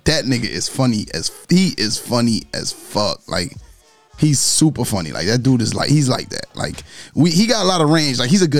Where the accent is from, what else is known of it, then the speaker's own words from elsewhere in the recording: New York, United States; I'm from New York.